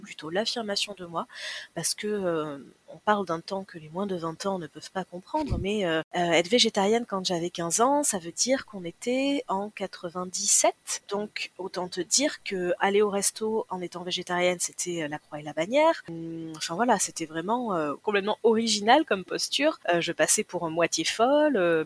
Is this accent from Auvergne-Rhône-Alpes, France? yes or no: no; Landes, Nouvelle-Aquitaine, France; moved away as an adult; now in Toulouse, France; J'ai grandi dans les Landes. Je suis à Toulouse depuis un peu plus de 20 ans.